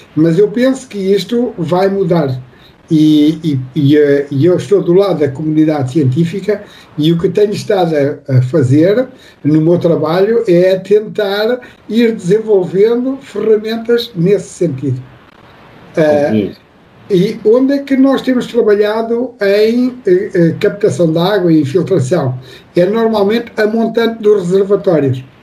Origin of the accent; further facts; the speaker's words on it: Portugal; now in near Lisbon, Portugal; eu nasci numa, numa aldeia, como nós dizemos aqui em Portugal, vocês dizem aí no Brasil, uma cidadezinha do interior